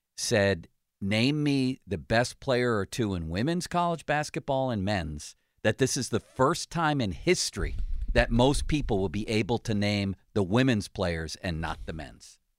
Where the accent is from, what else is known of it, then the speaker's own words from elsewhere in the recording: Buffalo, New York, United States; now in Pittsburgh, United States; growing up in Buffalo.